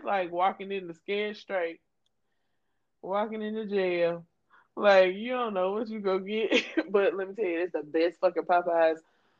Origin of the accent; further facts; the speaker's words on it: Louisiana, United States; I'm from Louisiana, so I would go to New Orleans at least two to three times a year.